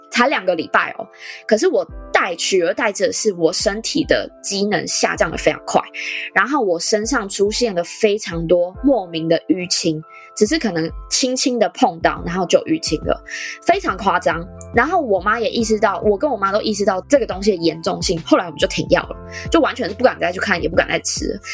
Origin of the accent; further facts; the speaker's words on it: Taichung, Taiwan; 我是台中人